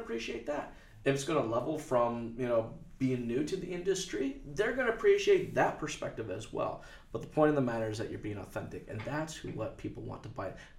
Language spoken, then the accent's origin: English; United States; moved away; now I'm from the States